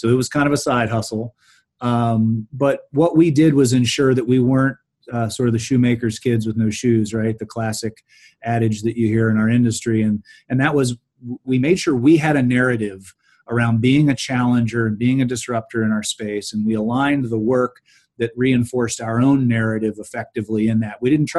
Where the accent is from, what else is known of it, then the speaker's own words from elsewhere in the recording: Mid-Ohio Valley, United States; So I grew up in in the Mid Ohio Valley, and families from West Virginia, and saw a lot of poverty.